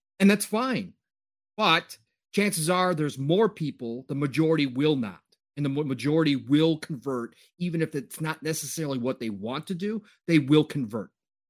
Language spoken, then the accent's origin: English; United States; Because we're American.